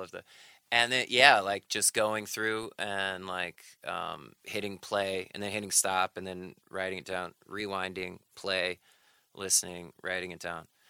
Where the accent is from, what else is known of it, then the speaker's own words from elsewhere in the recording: North Carolina, United States; moved away as an adult; also born or lived in Sheffield, Alabama / New York; my family moved to North Carolina when I was seven